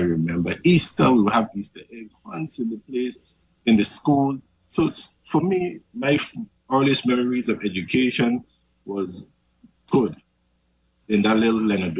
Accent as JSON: {"language": "English", "town": "Charlotte Amalie", "country": "U.S. Virgin Islands", "tie": "born or raised there", "said": "I grew up in Savan, like every other major candidate in the Virgin Islands."}